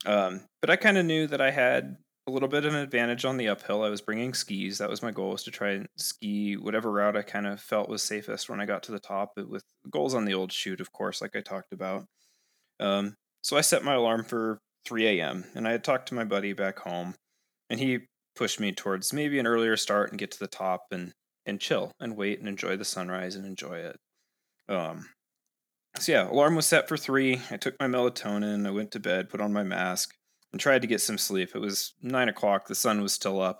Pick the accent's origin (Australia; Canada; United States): United States; Seattle, Washington; moved away as an adult; now in Ogden, United States; I grew up in Seattle